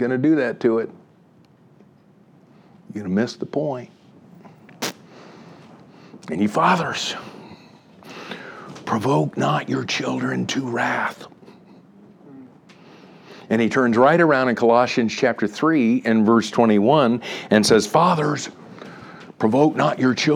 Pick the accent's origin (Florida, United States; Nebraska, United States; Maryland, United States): Florida, United States; Miami; now in Atlanta, United States; I grew up in Miami, Florida. I'm living right now in Atlanta